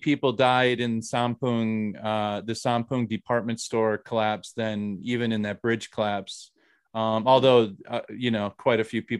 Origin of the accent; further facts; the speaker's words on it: Minnesota, United States; now in South Korea; I'm from Minnesota.